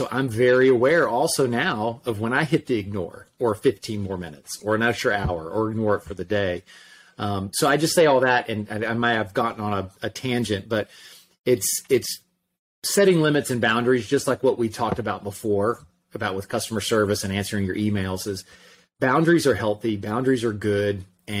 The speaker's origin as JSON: {"language": "English", "town": "Orlando", "region": "Florida", "country": "United States", "said": "from Orlando. Who in the world would want to read a book that I wrote?"}